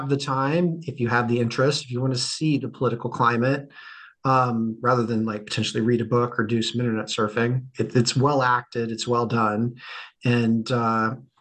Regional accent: United States; now in United Kingdom; As the American, originally from America

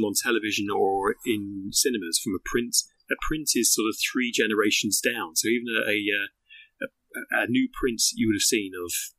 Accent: Greenwich, London, United Kingdom; Greenwich Museum, my hometown

